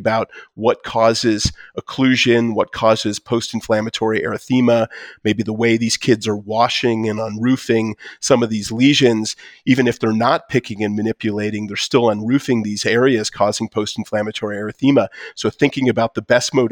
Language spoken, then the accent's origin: English; Detroit, Michigan, United States; now in Colorado, United States; I'm from Detroit